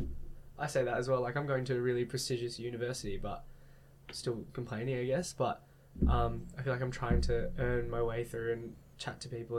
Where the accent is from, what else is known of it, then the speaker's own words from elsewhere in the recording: Australia; And embracing the one thing of being Australian, yes, that's awesome.